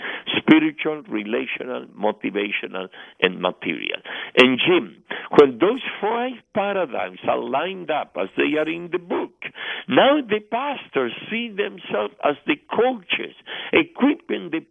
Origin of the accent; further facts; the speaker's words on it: Argentina; moved away; I am from Argentina originally